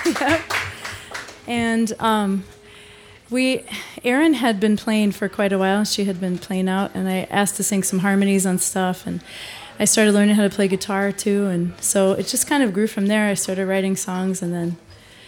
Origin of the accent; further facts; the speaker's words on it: Iowa, United States; now in Chicago, United States; I grew up in Iowa, right by the Mississippi